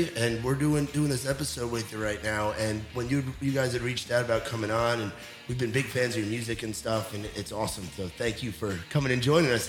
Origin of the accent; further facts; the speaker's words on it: New York, United States; now in Nashville, United States; being from New York